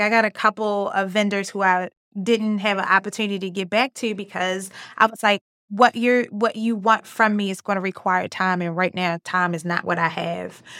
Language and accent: English; Baltimore, Maryland, United States; accent: Baltimore; I'm from Baltimore. I have Baltimore accent.